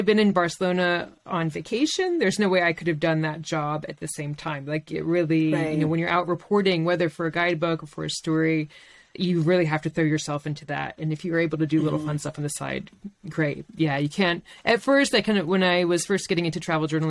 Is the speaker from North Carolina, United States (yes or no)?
yes; Chapel Hill, North Carolina, United States; moved away as an adult; also born or lived in French Alps; now in France; I grew up in Chapel Hill, North Carolina, in a very sort of steady place